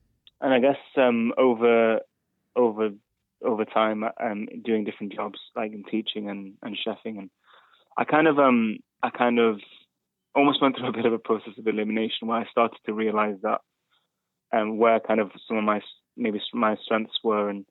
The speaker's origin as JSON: {"language": "English", "town": "Manchester", "region": "North West England", "country": "United Kingdom", "tie": "born or raised there", "also_born_or_lived": "Spain", "first_language": "English", "moved": "as an adult", "lives_now": "Bristol, United Kingdom", "said": "I did 1 year back in my hometown in Manchester."}